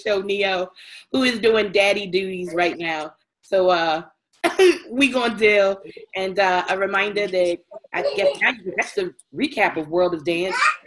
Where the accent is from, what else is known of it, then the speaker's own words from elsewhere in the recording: Baltimore, Maryland, United States; I'm from Baltimore